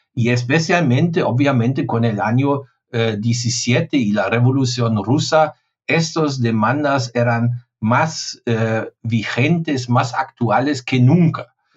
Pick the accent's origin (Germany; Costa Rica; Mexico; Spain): Germany